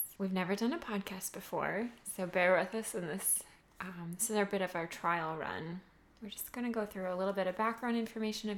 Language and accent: English; Minnesota, United States; moved away as an adult; also born or lived in Indiana; now in Austin, United States; I grew up in the Midwest, and met my husband in school, and shortly thereafter we moved to Texas